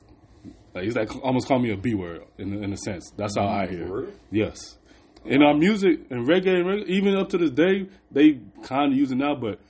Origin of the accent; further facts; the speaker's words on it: Dallas, Texas, United States; Oh, well, I'm from Dallas. We don't associated with that word, honestly.